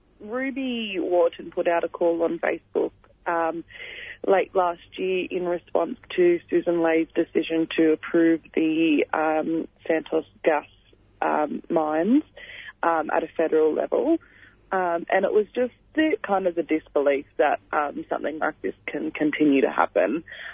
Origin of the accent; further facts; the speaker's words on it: Moree, New South Wales, Australia; I'm a Gomeroi Dungari Birripi woman. I'm from Moree.